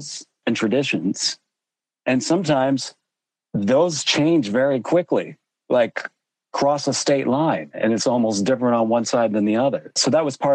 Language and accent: English; Western Pennsylvania, United States; growing up in Pennsylvania, I was in very close proximity to the Appalachian Trail